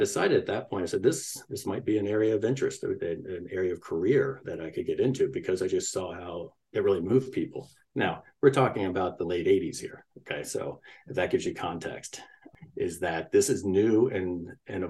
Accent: Washington, District of Columbia, United States; I grew up in Washington, D.C.

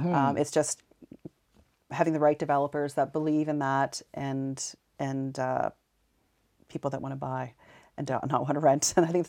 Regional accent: Montreal, Quebec, Canada; born there; Yeah, I was born in Montreal. My mother's French Canadian.

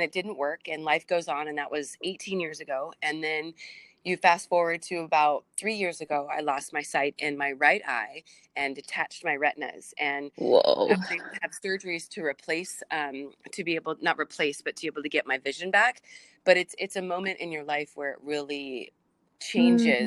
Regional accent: San Diego, California, United States; I'm from San Diego

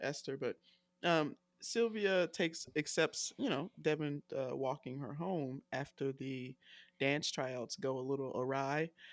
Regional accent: United States; I'm so American

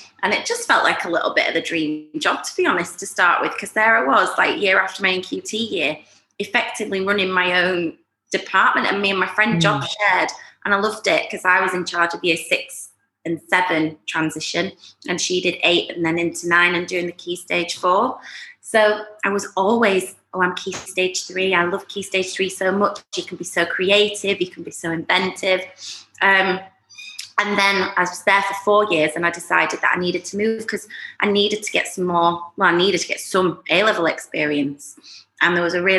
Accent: Yorkshire and the Humber, United Kingdom; moved away as an adult; also born or lived in Leeds; now in Dubai, United Arab Emirates; I'm Yorkshire born and bred, and I went to uni in Leeds.

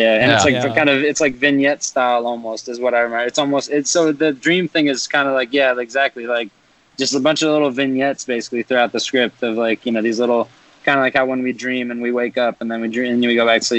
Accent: Frenchtown, New Jersey, United States; moved away as an adult; now in Los Angeles, United States; Frenchtown, New Jersey.

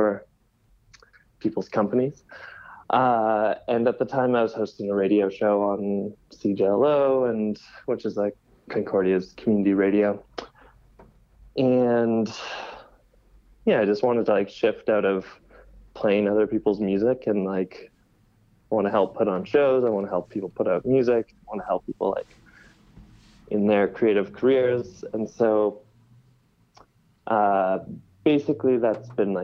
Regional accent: Saskatoon, Saskatchewan, Canada; moved away as an adult; now in Montreal, Canada; I come from Saskatoon, Saskatchewan, and had been throwing events and putting on parties there since high school.

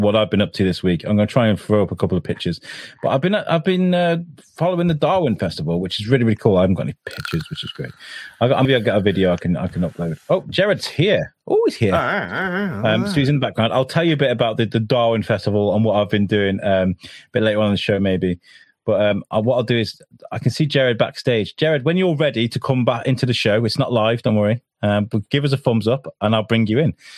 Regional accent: United Kingdom; as a British guy

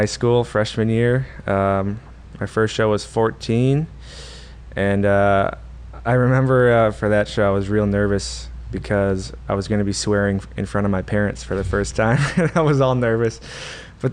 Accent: Oshkosh, Wisconsin, United States; I'm born and raised in Oshkosh here. Well, Oshkosh, we're in Appleton, but yeah. Been in Oshkosh my whole life.

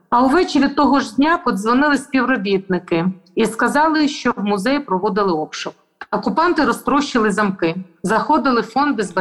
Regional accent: Melitopol, Zaporizhzhia Oblast, Ukraine; Дуже сподіваюся, що культурне надбання народу повернеться в Україну, а саме у звільнений мій рідний Мелітополь.

